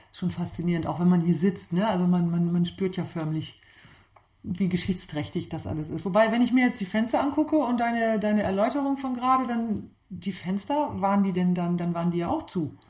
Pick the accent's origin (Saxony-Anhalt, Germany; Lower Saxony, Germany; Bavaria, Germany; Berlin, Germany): Lower Saxony, Germany; Klostermoor; born or raised there; moved away as an adult